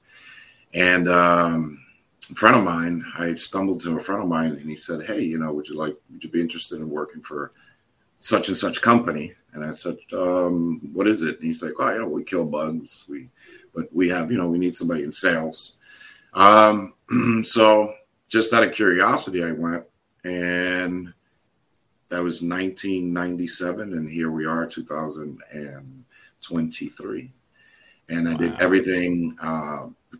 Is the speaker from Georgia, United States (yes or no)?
no; Hudson County, New Jersey, United States; moved away as an adult; now in Florida, United States; I moved to Florida from New Jersey. I'm originally a Jersey boy